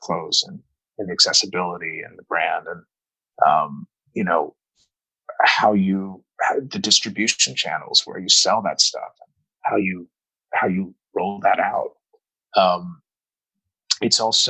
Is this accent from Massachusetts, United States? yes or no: no; Dayton, Ohio, United States; also born or lived in St. Louis, Missouri; I grew up in Dayton, Ohio